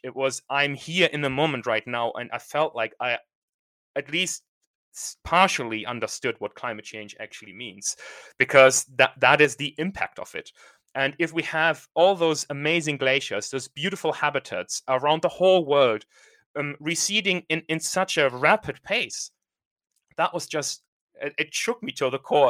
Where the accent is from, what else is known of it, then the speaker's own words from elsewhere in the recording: Germany; now in United Kingdom; I'm from Germany, and I'm sort of thinking, okay, do I want to go back to Germany at some point?